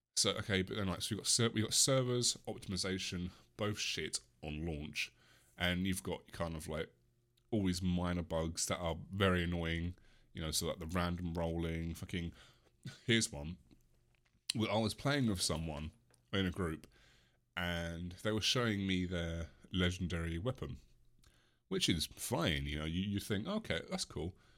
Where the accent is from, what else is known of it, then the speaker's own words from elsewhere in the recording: England, United Kingdom; I am English.